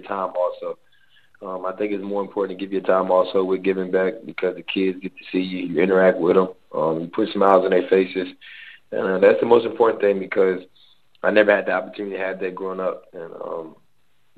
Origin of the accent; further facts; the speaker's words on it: Raleigh, North Carolina, United States; moved away as an adult; also born or lived in Washington, D.C.; Raleigh, North Carolina, born and raised on the South Side